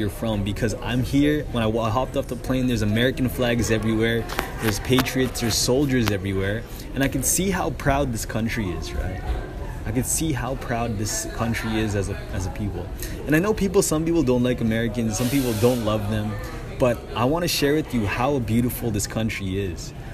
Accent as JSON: {"language": "English", "country": "Canada", "said": "being a Canadian"}